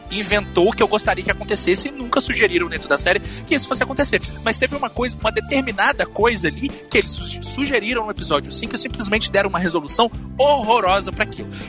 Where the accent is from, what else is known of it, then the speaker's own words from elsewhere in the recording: Belo Horizonte, Minas Gerais, Brazil; Eu sou de Belo Horizonte, Minas Gerais.